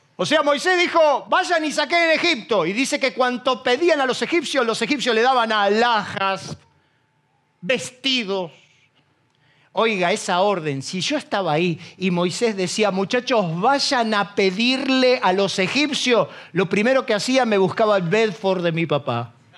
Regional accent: Isidro Casanova, Buenos Aires Province, Argentina; soy un paisano de Casanova

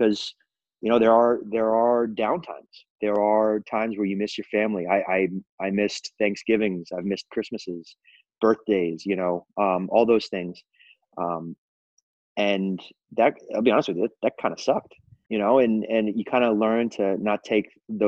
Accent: Central Florida, United States; moved away as an adult; also born or lived in Belgium / Puerto Rico; I'm originally from Florida, from Central Florida

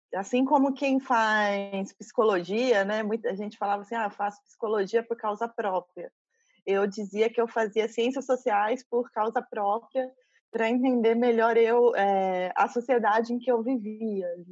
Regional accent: São José dos Campos, São Paulo, Brazil; moved away as an adult; now in Espírito Santo, Brazil; Sou de, do interior de São Paulo, morei 20 anos em São Paulo e agora há dois anos eu estou no Espírito Santo

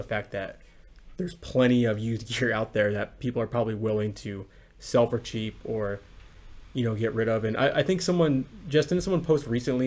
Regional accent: La Quinta, California, United States; Jesse and I had a park that was right by us when we were growing up in La Quinta, California, by Palm Springs

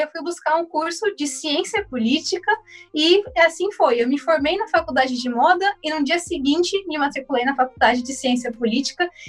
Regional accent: São Paulo, Brazil; do extremo de São Paulo, só que do outro lado da cidade, da Zona Norte. Eu sou aqui da Vila Mazei

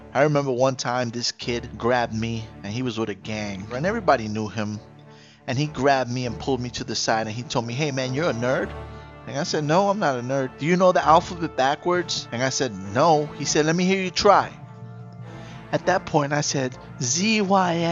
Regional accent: New York City, New York, United States; I grew up in the Bronx, late 80s, early 90s

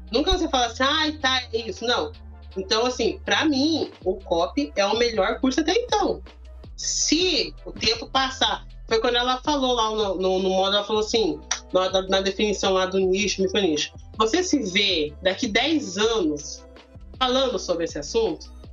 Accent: Curitiba, Paraná, Brazil; Gente eu firmei pão com mina, porque eu sou de Curitiba.

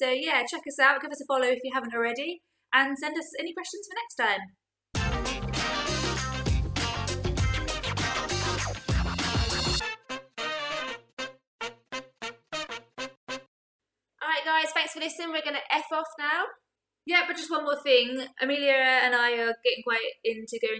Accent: Gillingham, South East England, United Kingdom; The biggest football team in my hometown is Gillingham FC.

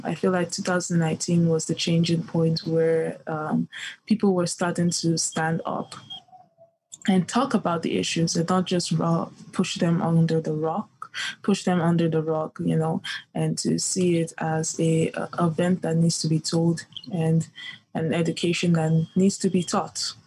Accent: Nigeria; moved away; I come from the Yoruba tribe in Nigeria

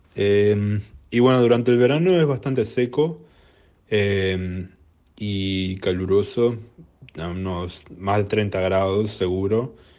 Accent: Uruguay; moved away as an adult; now in Tasmania, Australia; yo soy uruguayo.

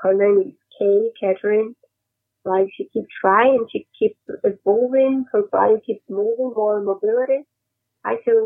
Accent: Brasília, Federal District, Brazil; moved away; it was in Brasilia, my hometown

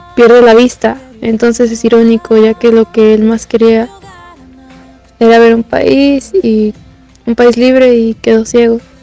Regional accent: Guadalajara, Jalisco, Mexico; soy de Guadalajara y tengo 18 años

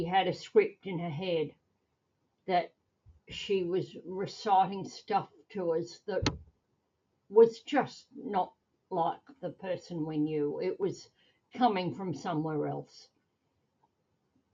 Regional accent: Australia; I'm a mum from Australia.

